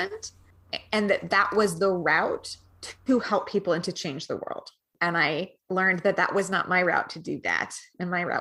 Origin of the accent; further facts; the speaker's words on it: Missoula, Montana, United States; I came out of the Missoula section. So that is the liberal corner of Montana.